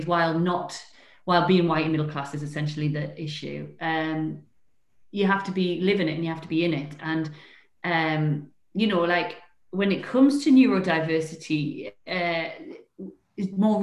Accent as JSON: {"language": "English", "town": "Newcastle upon Tyne", "region": "North East England", "country": "United Kingdom", "also_born_or_lived": "London", "moved": "yes", "said": "I'm a Geordie living in Newcastle"}